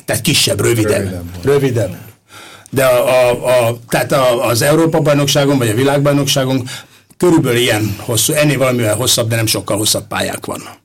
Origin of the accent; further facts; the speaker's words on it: Pest area, Hungary; also born or lived in Valkó; mi mind a ketten Pest környékiek vagyunk